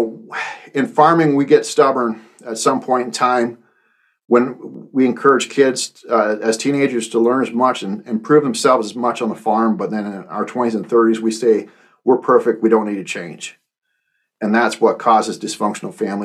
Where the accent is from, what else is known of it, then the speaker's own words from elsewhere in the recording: Canada; moved away as an adult; also born or lived in United States; I was the guy from Canada that they flew in, and that's how I got down here in the U.S.